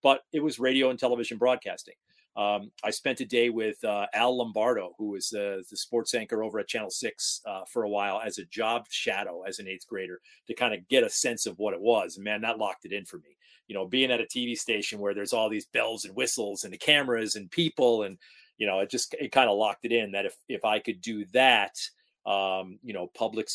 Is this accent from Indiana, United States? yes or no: no; Rotterdam, New York, United States; also born or lived in Rochester, New York; Rotterdam, New York is the hometown